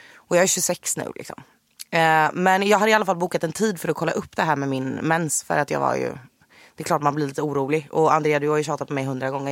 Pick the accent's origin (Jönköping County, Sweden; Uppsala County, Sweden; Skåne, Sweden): Jönköping County, Sweden; Jönköping; moved away as an adult; now in Stockholm, Sweden; född och uppvuxen i Jönköping. Flyttade till Stockholm på heltid 2016